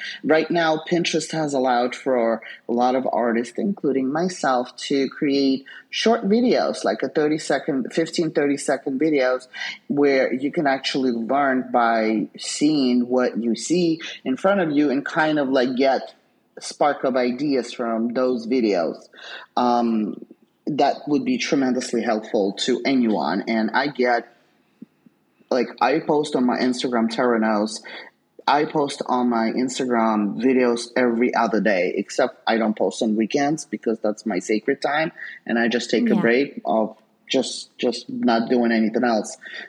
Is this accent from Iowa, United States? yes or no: no; New York, United States; I don't have patience for anything, being the New Yorker that I am, right?